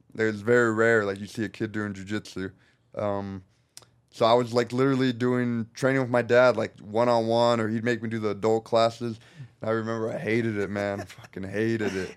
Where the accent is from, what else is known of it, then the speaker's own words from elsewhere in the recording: Norco, California, United States; also born or lived in Corona, California; I grew up in Norco, which is, stands for North Corona, which is just a little town over